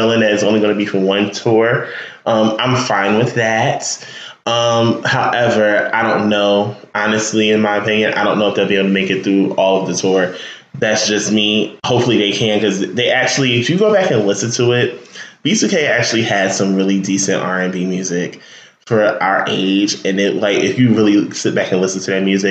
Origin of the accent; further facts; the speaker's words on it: Newark, New Jersey, United States; also born or lived in Irvington, New Jersey; I'm from there, born and raised just about